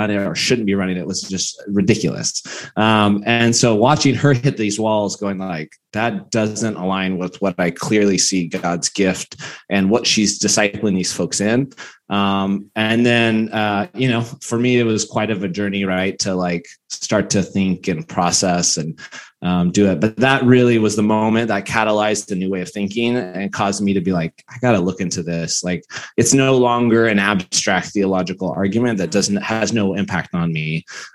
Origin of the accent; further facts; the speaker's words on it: Bakersfield, California, United States; I came very conservative upbringing. I'm from Bakersfield